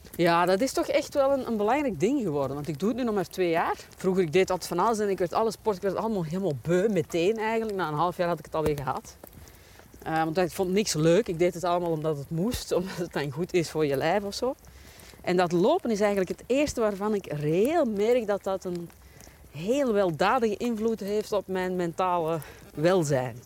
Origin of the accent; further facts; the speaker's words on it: Belgium; we als Belgen